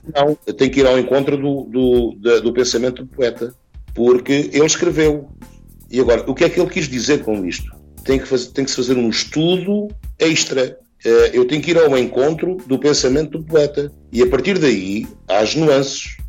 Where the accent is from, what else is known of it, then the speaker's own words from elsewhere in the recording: Chamusca, Santarém District, Portugal; ao nosso ribatejo, à região que nos viu nascer, e outro dedicado à minha terra, à terra que me viu nascer